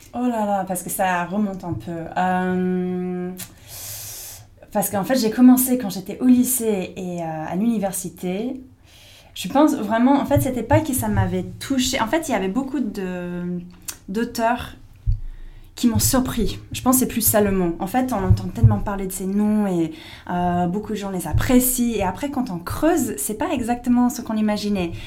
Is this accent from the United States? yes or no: yes; United States; French is a second language; moved away as an adult; now in France; j'étais américaine